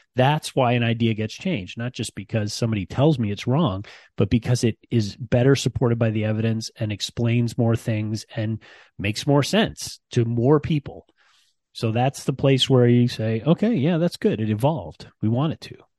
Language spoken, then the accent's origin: English; Ann Arbor, Michigan, United States; moved away; I grew up in Ann Arbor, Michigan, um, and I rarely get back to my hometown